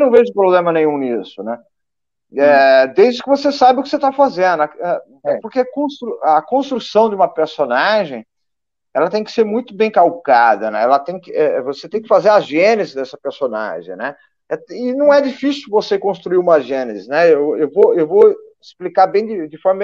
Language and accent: Portuguese; Brazil; como brasileiro